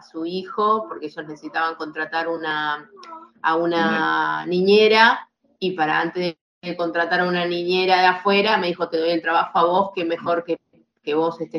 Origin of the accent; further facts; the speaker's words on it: Argentina; nosotros somos argentinos y somos emprendedores